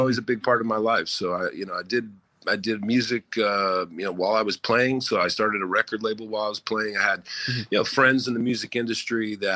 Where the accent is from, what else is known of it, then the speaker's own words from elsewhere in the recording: Southern California, United States; grew up in Southern California when we moved there when I was 10